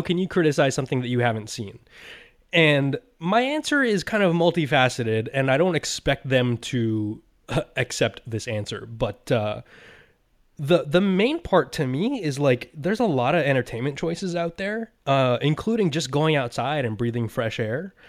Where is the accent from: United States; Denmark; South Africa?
United States; I'm an American